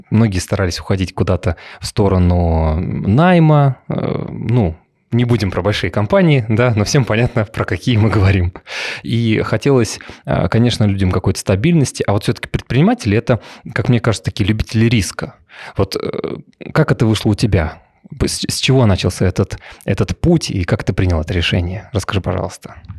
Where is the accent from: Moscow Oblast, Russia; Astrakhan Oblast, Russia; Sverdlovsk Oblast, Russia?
Moscow Oblast, Russia; outside Moscow Ring Road; Я тоже коренной замкадыш, Латкарина. Это моя маленькая родина